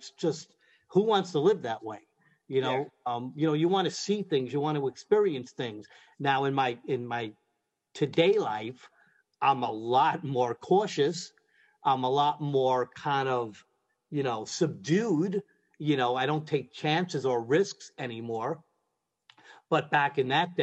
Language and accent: English; New York City, New York, United States; I'm from Brooklyn